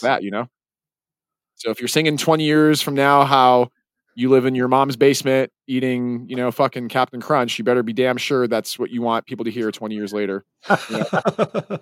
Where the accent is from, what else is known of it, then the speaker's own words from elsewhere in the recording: Salt Lake City, Utah, United States; my hometown